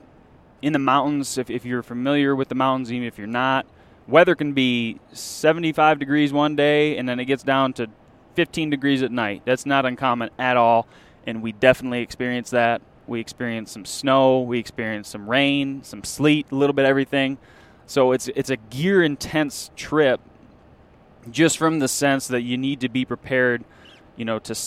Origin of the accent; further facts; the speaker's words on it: Michigan, United States; we're from Michigan